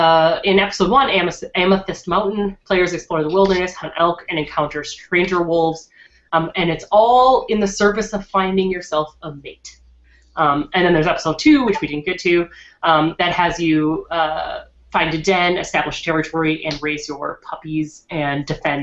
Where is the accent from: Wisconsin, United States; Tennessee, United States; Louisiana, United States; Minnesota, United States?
Minnesota, United States; I'm from Minnesota